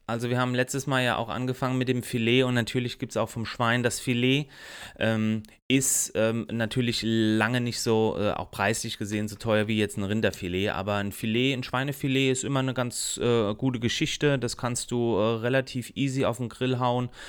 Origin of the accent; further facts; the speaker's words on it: Germany; bei uns in Deutschland